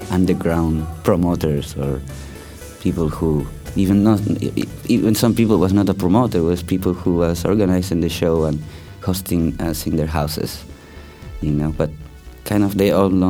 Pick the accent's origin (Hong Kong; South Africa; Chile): Chile; born there; also born or lived in Spain / Turkey; I was born in Chile because my family is uh, uh from Chilean roots and Spanish roots, so I lived in, in both places, in Chile and Spain. Then um, I also lived a long time in Turkey, in Ista